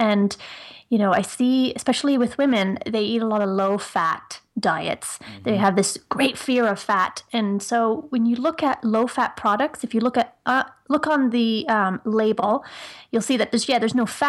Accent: Ireland; accent: Irish; now in Canada; I live in Ontario, Canada, just outside of Toronto. But I'm originally from Ireland. So some people can sort of hear an Irish accent here and there.

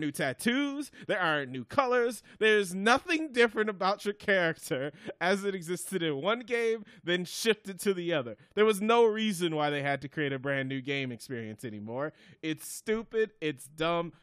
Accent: Wisconsin, United States; I'm from Wisconsin

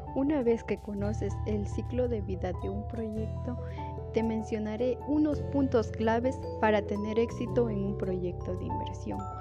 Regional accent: Celica, Loja, Ecuador; soy del Cantón Celica

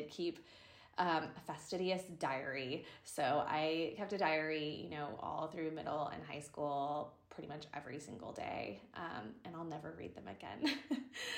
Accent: Sarasota, Florida, United States; moved away as an adult; now in Dallas, United States; Sarasota, my hometown, because it's on the beach.

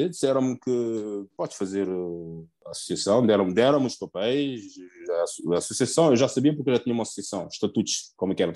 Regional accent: Portugal; moved away as an adult; also born or lived in Guinea-Bissau; now in Nice, France; porque eu nasci na Guiné, eu nasci na Guiné em 1970 e fiquei na Guiné até os três anos. Com os três anos meu pai emigrou para, para Portugal, trabalhou, conseguiu, conseguiu nos trazer todos para Portugal.

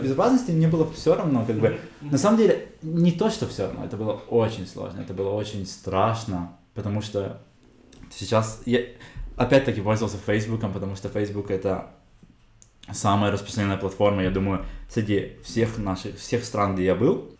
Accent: Kazakhstan; moved away as an adult; also born or lived in Germany; now in Israel

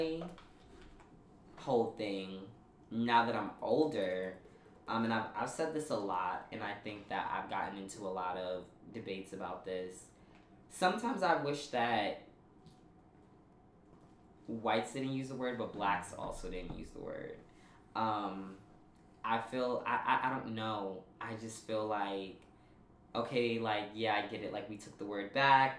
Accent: New York City, New York, United States; I grew up in Park Slope, which, for those of y'all who don't know, it's a very predominantly white neighborhood in Brooklyn

